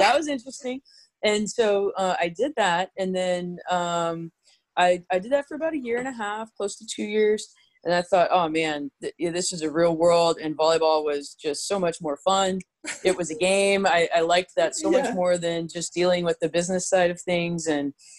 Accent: San Antonio, Texas, United States; I grew up in San Antonio

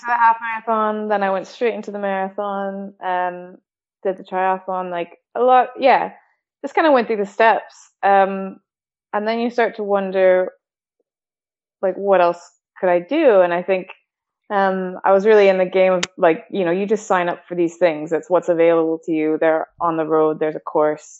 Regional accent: Calgary, Alberta, Canada; born or raised there; also born or lived in Victoria; now in United Kingdom

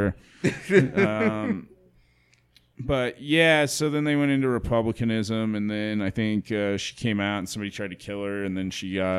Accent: Ireland; Yeah, you know, I can say that I'm Irish too.

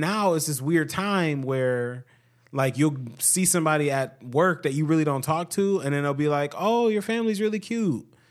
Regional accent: Ohio, United States; we're from Ohio

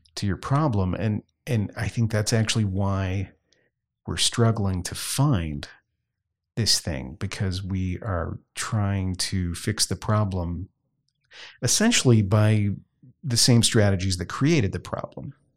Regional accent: Southwest Louisiana, United States; I grew up in Southwest Louisiana where Roman Catholicism is the norm.

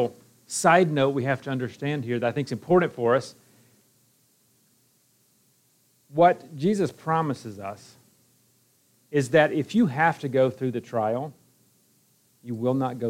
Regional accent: Alabama, United States; moved away as an adult; also born or lived in Iowa; now in Kumamoto, Japan; I'm from Alabama

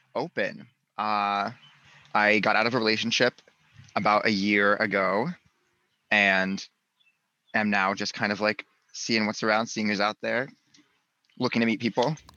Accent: North Carolina, United States; moved away; I am from North Carolina originally, Southern boy, living in the big city.

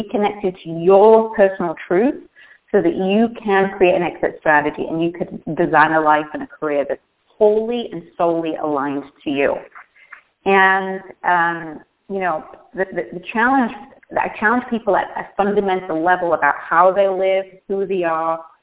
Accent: the north of England, United Kingdom; moved away as an adult; now in United States; when I was growing up in Northern England in an industrial town

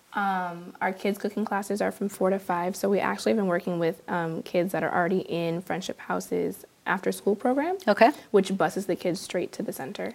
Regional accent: Peoria, Illinois, United States; I am born and raised in Peoria

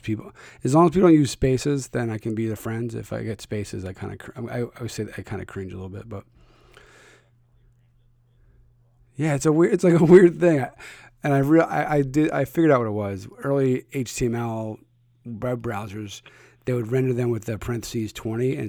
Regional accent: Philadelphia, Pennsylvania, United States; I'm from Philly.

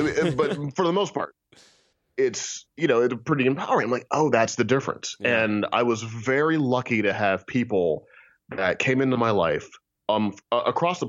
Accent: St. Louis, Missouri, United States; now in Kansas, United States; I grew up in St. Louis, Missouri

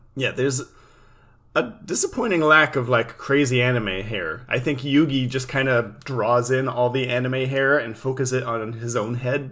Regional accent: California, United States; we're both from California

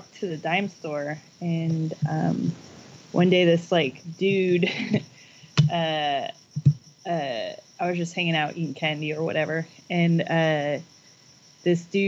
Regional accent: Oregon, United States; also born or lived in Virginia; I was born in Virginia, and then I moved to Oregon when I was 10.

